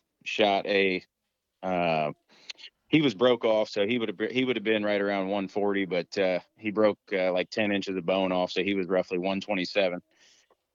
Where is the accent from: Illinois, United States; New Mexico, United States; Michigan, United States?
Illinois, United States; Central; I grew up in Central Illinois